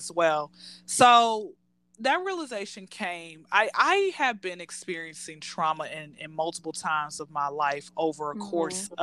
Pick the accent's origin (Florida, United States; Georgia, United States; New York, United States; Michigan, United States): Georgia, United States; Atlanta; born and raised in Atlanta